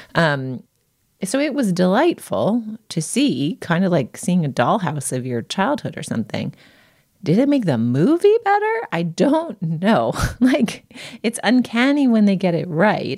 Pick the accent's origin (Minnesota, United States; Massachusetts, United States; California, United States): Massachusetts, United States; Boston; I grew up in part in the Boston Globe newsroom, or at least visiting it really regularly